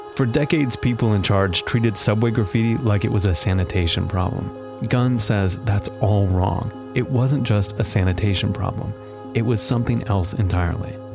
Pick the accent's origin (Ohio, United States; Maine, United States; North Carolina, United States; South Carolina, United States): Ohio, United States; I grew up mainly in Ohio